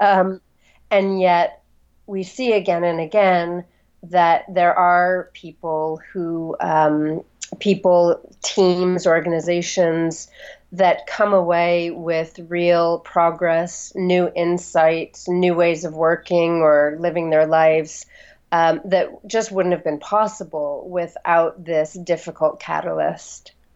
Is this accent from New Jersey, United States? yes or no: no; Los Angeles, California, United States; moved away as an adult; also born or lived in Santa Fe, New Mexico; now in London, United Kingdom; I uh, grew up on the west coast of the U.S um, first in Santa Fe, New Mexico until I was about eight, and then in Los Angeles